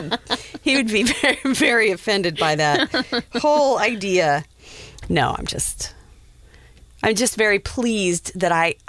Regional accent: Wyoming, United States; Dude, I'm from Wyoming.

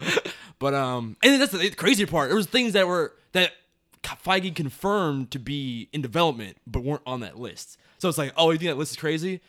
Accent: United States; we as Americans

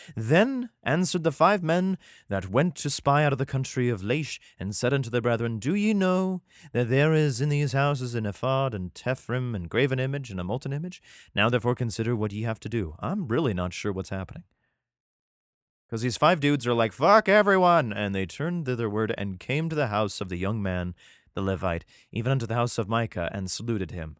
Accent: United States; my home country

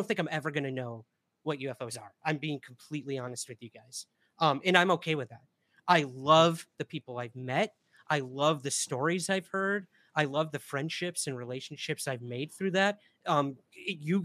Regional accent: Syracuse, New York, United States; my hometown of Syracuse, New York

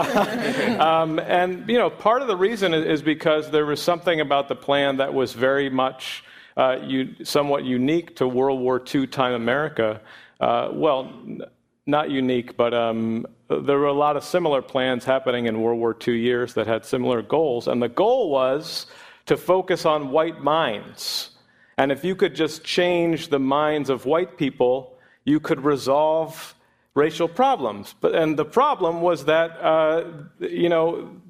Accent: Springfield, Massachusetts, United States; I'm from Springfield

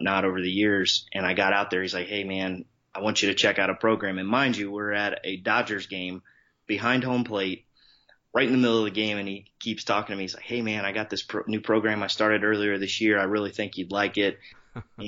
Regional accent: Columbus, Ohio, United States; born and raised, Columbus, Ohio, Midwest guy

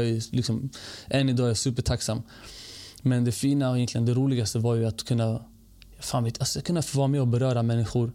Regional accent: Stockholm, Stockholm County, Sweden; also born or lived in Norrköping / Bredäng; född stockholmare, född och uppvuxen i, i Rinkeby faktiskt

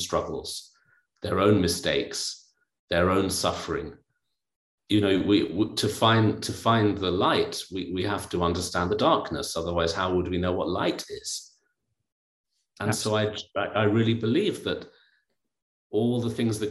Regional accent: United Kingdom; I myself have been brought up in both cultures because I'm half Indian, half English.

